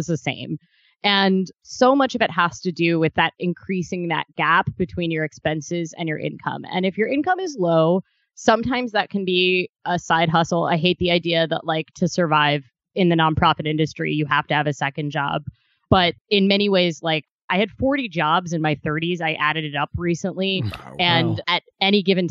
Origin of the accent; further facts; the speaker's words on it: Ohio, United States; moved away; also born or lived in Kentucky; I spent about half my day in Kentucky and half in Ohio